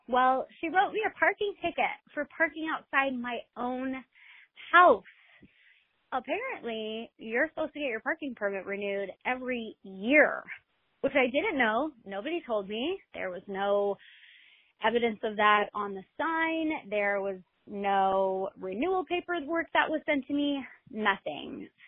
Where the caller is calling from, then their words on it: Denver, Colorado, United States; I'm calling from Denver